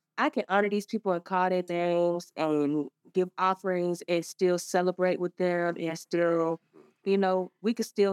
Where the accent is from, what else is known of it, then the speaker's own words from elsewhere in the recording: Savannah, Georgia, United States; now in Atlanta, United States; I was born in Savannah.